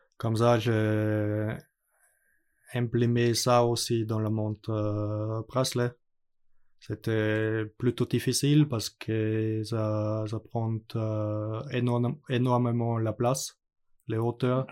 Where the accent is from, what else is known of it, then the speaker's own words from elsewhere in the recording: Austria; French is a second language; moved away; l'école était près chez moi à Autriche